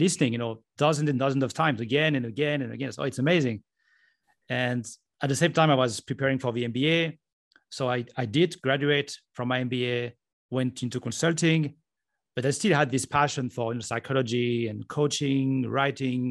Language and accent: English; France; moved away as an adult; also born or lived in Japan; now in Estonia; I'm from France